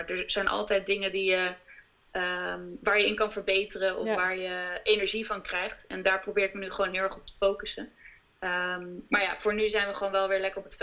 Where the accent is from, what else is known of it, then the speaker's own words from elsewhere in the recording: Amsterdam, North Holland, Netherlands; now in The Hague, Netherlands; We komen uit Amsterdam.